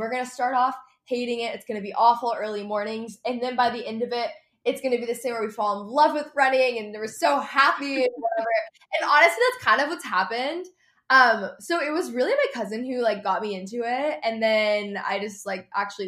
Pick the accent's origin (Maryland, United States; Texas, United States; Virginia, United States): Texas, United States; also born or lived in Los Angeles; I grew up in Texas